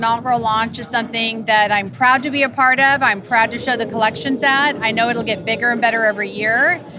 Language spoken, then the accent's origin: English; Dallas, Texas, United States; I'm from Dallas, and I've wanted to have a design fair here in the city just as long as I can remember.